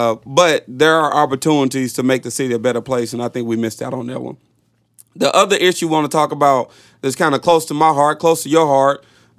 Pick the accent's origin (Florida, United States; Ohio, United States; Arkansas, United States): Arkansas, United States; Little Rock; I'm from Little Rock.